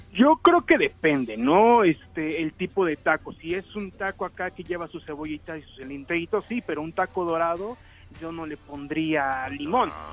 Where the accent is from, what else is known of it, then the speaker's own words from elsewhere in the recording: Santa Clara del Cobre, Michoacán, Mexico; yo soy de Michoacán, soy de Santa Clara del Cobre